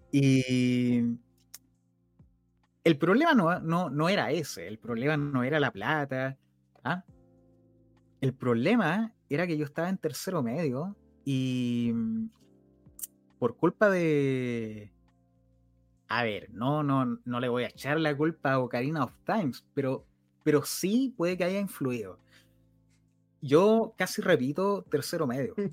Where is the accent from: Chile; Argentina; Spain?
Chile; Rancagua, O'Higgins; yo soy de Rancagua